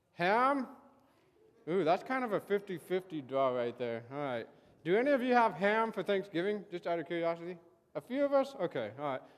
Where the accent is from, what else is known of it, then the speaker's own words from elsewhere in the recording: Santa Barbara, California, United States; I grew up in Santa Barbara, so I, I was able to go to the beach all the time